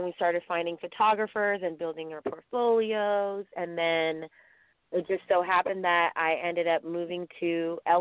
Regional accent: San Francisco Bay Area, California, United States; I'm from the San Francisco Bay Area

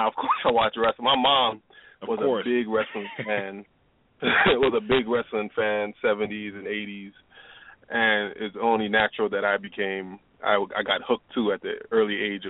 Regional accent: New York City, New York, United States; moved away as an adult; also born or lived in North Carolina; being born and raised in Brooklyn

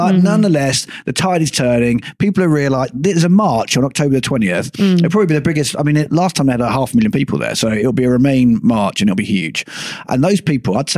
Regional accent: United Kingdom; now in Finland; I like being a British European

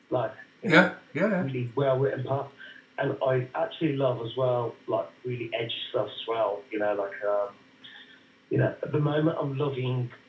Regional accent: Birmingham, West Midlands, United Kingdom; Yeah, no, I'm from Birmingham actually.

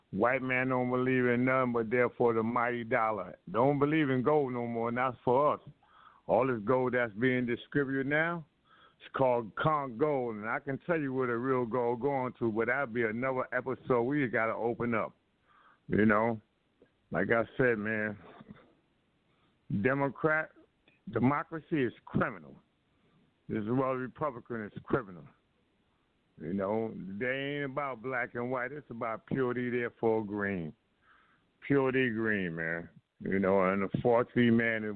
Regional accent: New York City, New York, United States; born and raised in Harlem

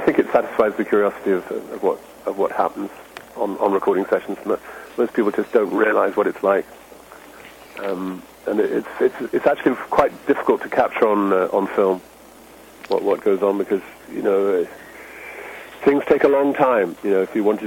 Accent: London, United Kingdom; moved away; I grew up in London

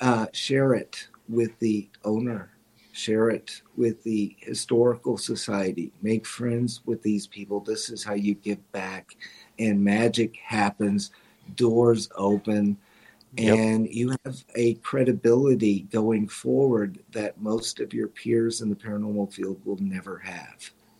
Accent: Missouri, United States; I'm from Missouri. Show me, you know, show me, prove it to me that you're here.

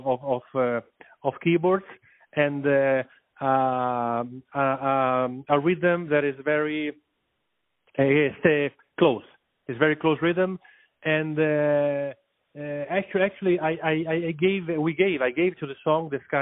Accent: Italy; I'm from Italy

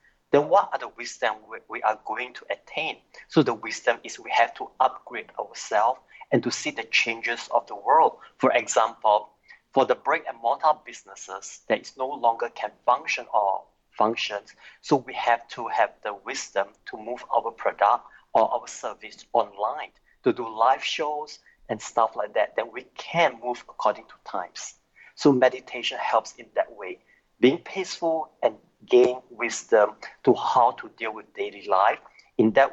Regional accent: Singapore; I'm from Singapore

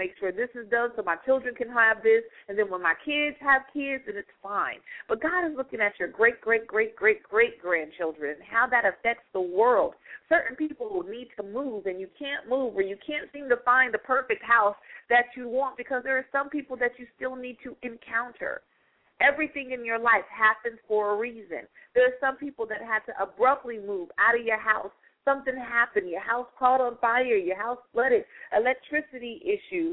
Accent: Stockton, California, United States; moved away; back in my hometown in Stockton, California. I was in elementary school

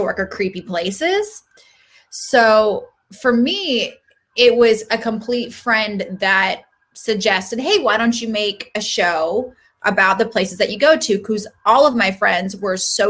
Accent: Seattle, Washington, United States; now in Los Angeles, United States; I grew up in Seattle, and I had a very interesting childhood

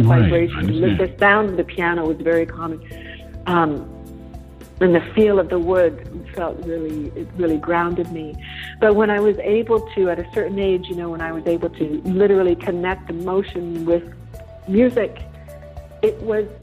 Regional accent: Toronto, Ontario, Canada; moved away; I'm from Toronto originally

